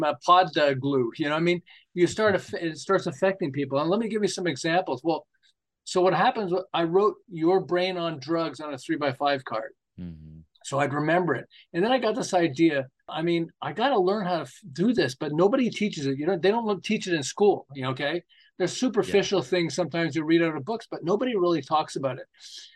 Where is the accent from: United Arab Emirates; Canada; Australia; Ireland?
Canada; Montreal, Quebec; moved away as an adult; now in Southern California, United States; I'm originally from Montreal